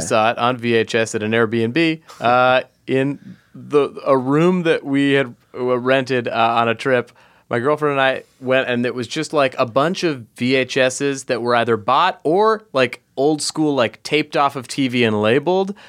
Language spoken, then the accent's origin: English; Los Angeles, California, United States; I'm from Los Angeles. I was born in Los Angeles